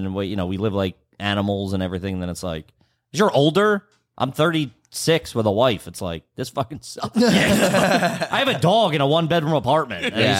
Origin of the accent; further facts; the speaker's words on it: outside of Philadelphia, Pennsylvania, United States; both outside of Philly